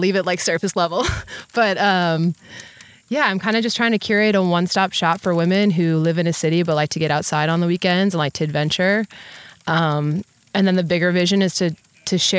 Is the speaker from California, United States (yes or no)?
no; Wisconsin, United States; I'm from Wisconsin, born and raised in the Midwest